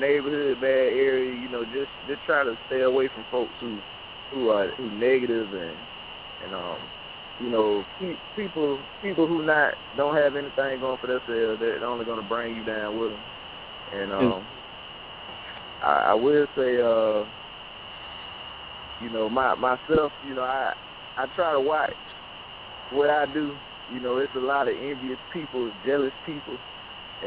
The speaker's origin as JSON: {"language": "English", "town": "Valley", "region": "Alabama", "country": "United States", "also_born_or_lived": "Auburn, Alabama / Opelika, Alabama", "said": "I'm from the Valley area."}